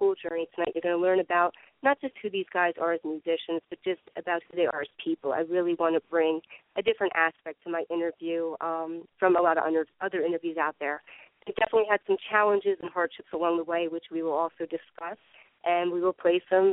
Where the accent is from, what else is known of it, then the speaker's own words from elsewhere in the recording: New Jersey, United States; I'm from New Jersey